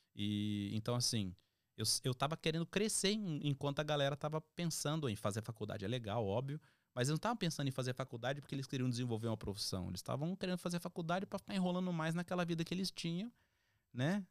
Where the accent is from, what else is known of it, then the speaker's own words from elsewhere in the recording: São Paulo, Brazil; also born or lived in Bauru, São Paulo; sou natural de Bauru. Da Bauru, oeste de São Paulo.